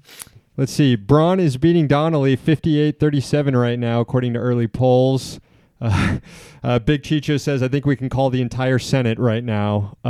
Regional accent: Florida, United States; Florida, my home state

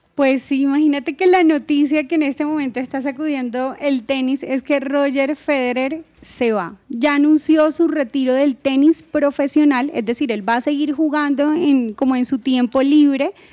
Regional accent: Colombia; nosotros como colombianos

